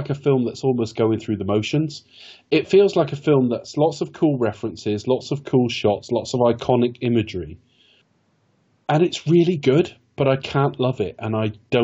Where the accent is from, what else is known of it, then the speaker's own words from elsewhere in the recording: West Country, South West England, United Kingdom; I've been back in my hometown. I've just moved out of it, actually. But I've been back in the West Country about 16 years now